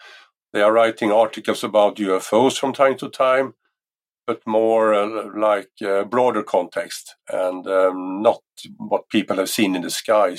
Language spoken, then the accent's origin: English; Mariestad, Västra Götaland, Sweden; in 1974, when I was 16 years of age, I started my own UFO society in my hometown of Mariestad